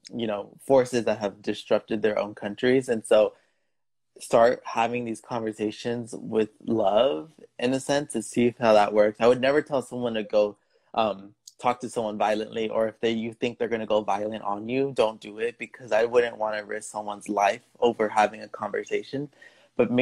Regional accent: United States; my parents are from Mexico, and so growing up in the United States, we have that cultural barrier where they grew up in a different country than me growing up.

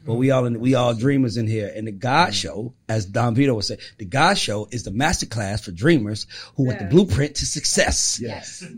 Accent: Atlanta, Georgia, United States; I'm from Atlanta

